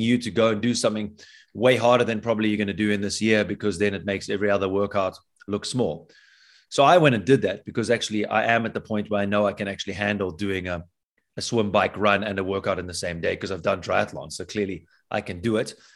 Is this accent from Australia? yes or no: no; South Africa; As a South African